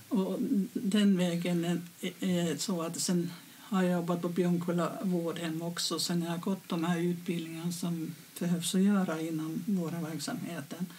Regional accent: Finland; moved away as an adult; now in Sweden; jag kommer från Finland

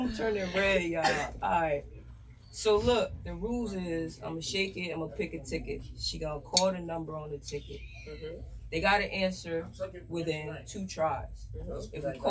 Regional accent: Jamaica; I'm Jamaican, nigga.

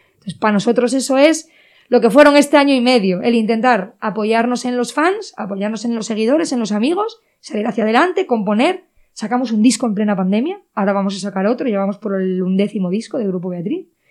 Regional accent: Cangas de Narcea, Asturias, Spain; Yo vengo de Cangas de Narcea, de Cibullo, un pueblo que en, en, ese pueblo no había así tampoco ningún músico ni nada

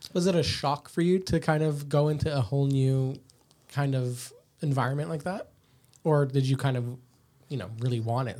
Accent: Canada; now in Australia; I'm from Canada

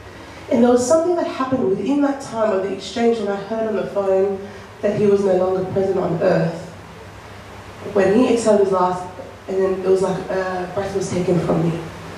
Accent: Australia; So I'm so grateful. I love being an Aussie.

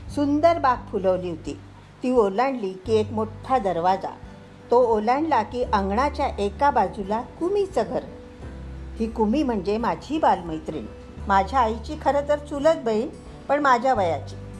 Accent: Arvi, Maharashtra, India; born or raised there

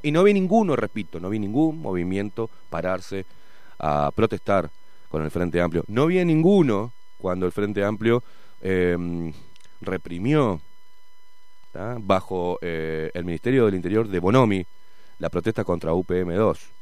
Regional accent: Uruguay; Acá, acá, acá, en Uruguay

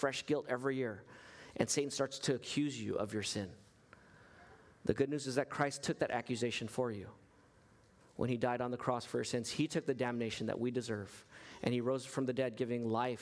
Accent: United States; I'm an American citizen

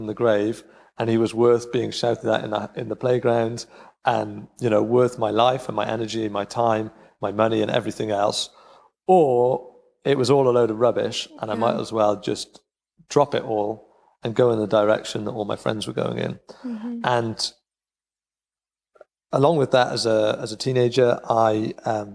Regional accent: Cardiff, Wales, United Kingdom; moved away as an adult; now in Rhondda, United Kingdom; I grew up in Cardiff, which is only 20 miles away

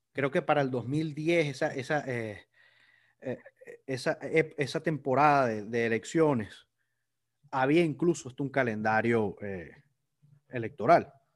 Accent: Venezuela; somos todos los, venezolanos

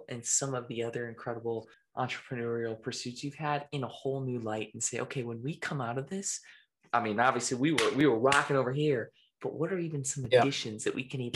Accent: Portland, Oregon, United States; moved away as an adult; now in Las Vegas, United States; I'm from Portland, Oregon. I've been there with my family the last 10 years.

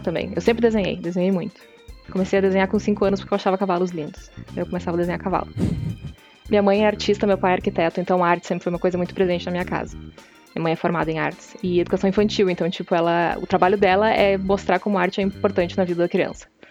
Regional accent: Santa Cruz do Sul, Rio Grande do Sul, Brazil; Eu sou do interior, eu sou de Santa Cruz do Sul

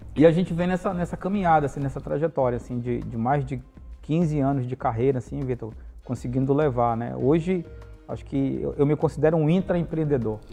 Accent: Parintins, Amazonas, Brazil; eu sou natural de Parintins, né? Eu, uhum. nasci, eu nasci na cidade de Parintins

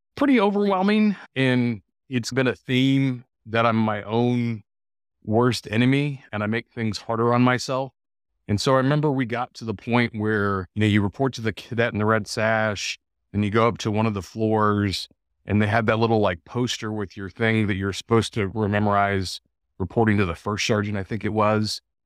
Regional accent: El Paso, Texas, United States; moved away as an adult; growing up in El Paso, Texas

